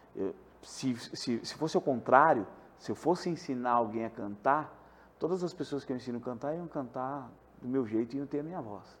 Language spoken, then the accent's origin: Portuguese; Porto Alegre, Rio Grande do Sul, Brazil; now in Santa Catarina, Brazil; eu sou de Porto Alegre